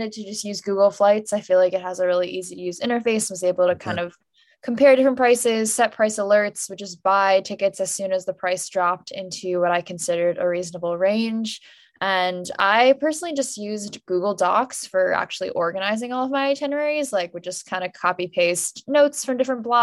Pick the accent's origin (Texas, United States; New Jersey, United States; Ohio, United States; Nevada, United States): New Jersey, United States; suburban; my hometown in suburban New Jersey